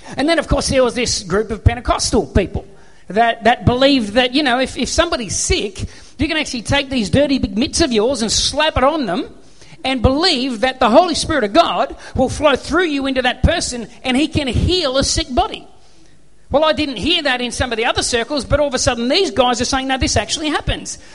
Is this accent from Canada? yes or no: no; Australia; I'm an Aussie bloke